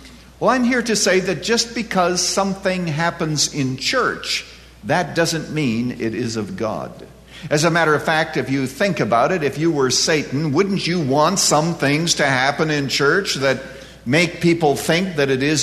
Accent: Canada; now in United States; I was born and reared in Canada

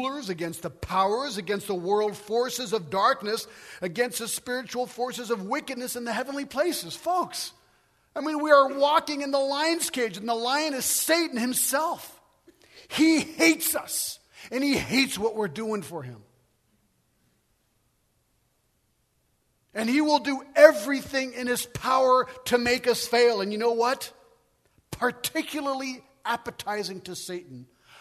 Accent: United States; moved away as an adult; now in France; I'm an American

